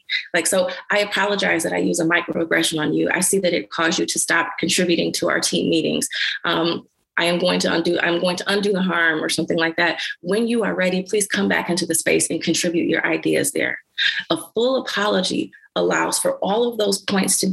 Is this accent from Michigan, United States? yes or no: yes; Detroit, Michigan, United States; I'm from Detroit, Michigan, and I'm from Schoolcraft